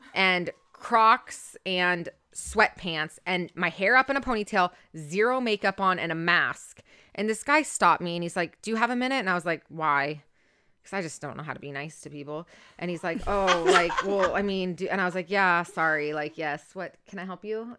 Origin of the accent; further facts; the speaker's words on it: Orange County, California, United States; I'm born and raised in Orange County though.